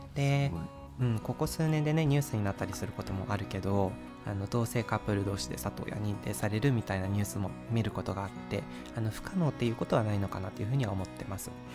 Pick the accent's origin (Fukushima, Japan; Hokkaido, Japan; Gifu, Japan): Hokkaido, Japan; Sapporo; moved away as an adult; now in Nagoya, Japan; 僕は札幌出身でで就職で名古屋に住むことになって今3年が経ったんですけど